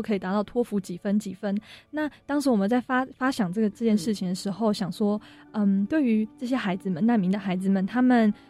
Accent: Taiwan; 当当时从决定回台湾念大学之后，就希望说我是台湾人，那我希望能做点什么的时候

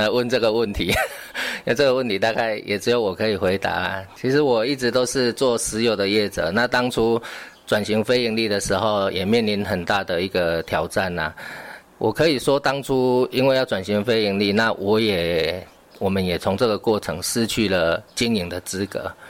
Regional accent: Tainan, Taiwan; moved away; 也是我们安定了那个希腊雅语啊，这也是我的故乡。所以当初我回来，

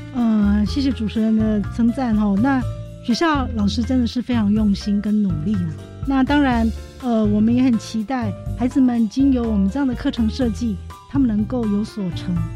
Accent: Miaoli County, Taiwan; 我们苗栗人

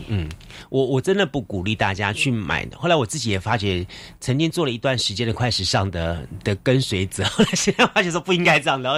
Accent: Taiwan; 我们是台湾人嘛

